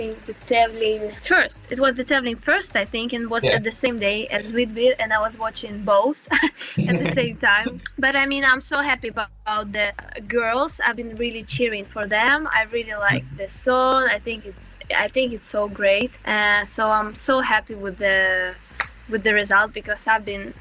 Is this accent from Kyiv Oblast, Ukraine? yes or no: no; Zaporizhzhia, Zaporizhzhia Oblast, Ukraine; born or raised there; English is a second language; moved away as an adult; now in Sweden